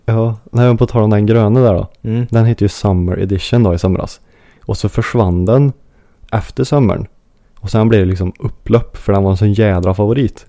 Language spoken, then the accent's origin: Swedish; Sweden; som svensk då